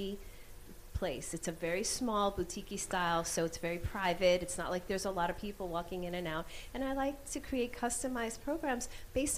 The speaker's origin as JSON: {"language": "English", "region": "New York", "country": "United States", "said": "I'm still an Irish New Yorker"}